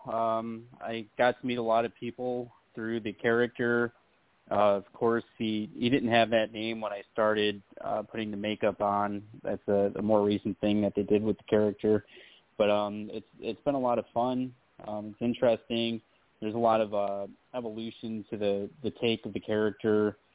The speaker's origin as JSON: {"language": "English", "town": "Rochester", "region": "New York", "country": "United States", "said": "I'm from I'm from Rochester. We're real close to Buffalo"}